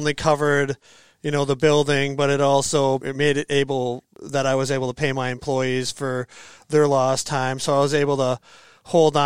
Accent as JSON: {"language": "English", "town": "Green Bay", "region": "Wisconsin", "country": "United States", "tie": "born or raised there", "also_born_or_lived": "Madison, Wisconsin", "moved": "as an adult", "lives_now": "Sun Prairie, United States", "said": "I was born in the Green Bay area. I came down to Madison to go to school"}